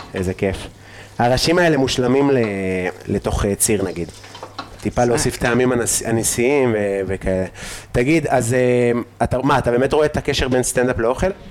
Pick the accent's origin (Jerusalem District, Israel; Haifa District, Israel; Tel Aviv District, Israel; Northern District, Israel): Northern District, Israel; Afula; אני מעפולה